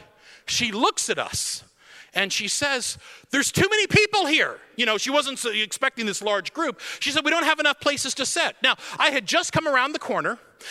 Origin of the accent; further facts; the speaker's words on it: United States; I'm an American, like, 21-year-old kid